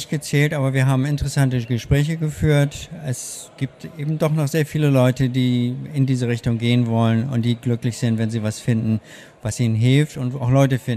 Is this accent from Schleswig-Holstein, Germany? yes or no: no; Hannover, Lower Saxony, Germany; born there; also born or lived in Hamburg / United States; now in Berlin, Germany; Ich komme ursprünglich, ich bin geboren in Hannover, habe lange in Hamburg gelebt und dann in den USA und bin 2001 nach Berlin gekommen.